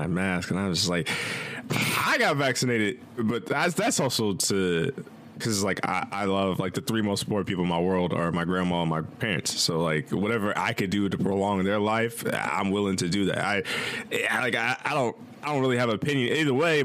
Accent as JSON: {"language": "English", "region": "Midwest", "country": "United States", "said": "I'm from the Midwest"}